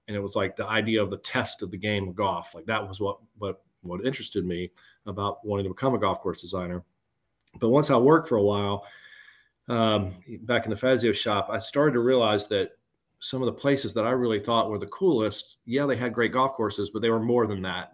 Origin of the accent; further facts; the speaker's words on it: Greenville, South Carolina, United States; I'm from Greenville, South Carolina, and, you know, golf was a big thing in our part of the world